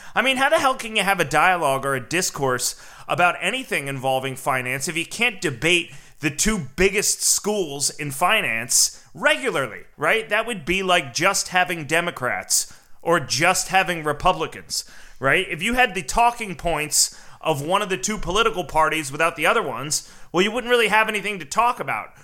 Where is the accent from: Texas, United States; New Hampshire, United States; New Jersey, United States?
New Jersey, United States; I'm from New Jersey